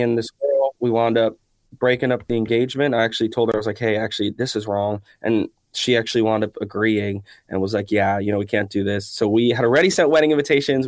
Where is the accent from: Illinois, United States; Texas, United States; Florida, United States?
Florida, United States; Miami; we grew up in Miami